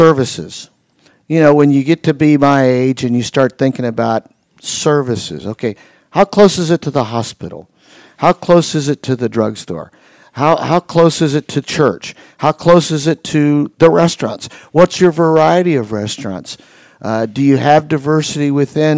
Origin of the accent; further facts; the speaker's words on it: Indiana, United States; also born or lived in Atlanta, Georgia; when I was a little boy, I moved from Atlanta, Georgia to Indiana.